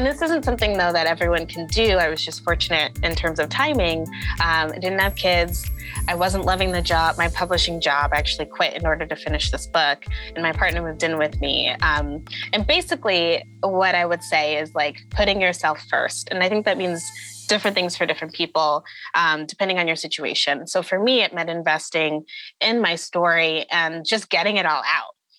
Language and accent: English; Connecticut, United States; I grew up in Connecticut, in a suburb, mostly around white people for most of my young life